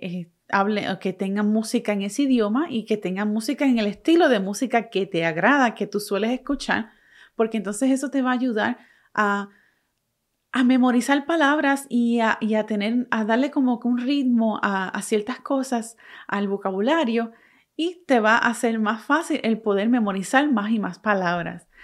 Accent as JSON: {"language": "Spanish", "country": "Puerto Rico", "tie": "born or raised there", "first_language": "Spanish", "said": "Aunque yo nací y me crié en Puerto Rico, soy boricua, mi primer idioma es el español"}